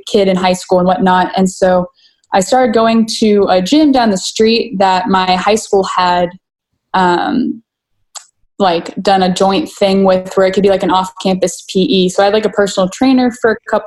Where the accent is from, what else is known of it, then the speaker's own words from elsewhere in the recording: Dallas, Texas, United States; also born or lived in McKinney, Texas; I was born and raised in the Dallas area, so I never really left it